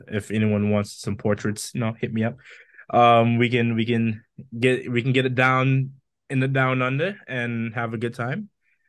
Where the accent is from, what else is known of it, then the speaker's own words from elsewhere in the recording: Scotland, United Kingdom; now in United States; No, even being a Scot, I'm like, man, do I have to go back to the US?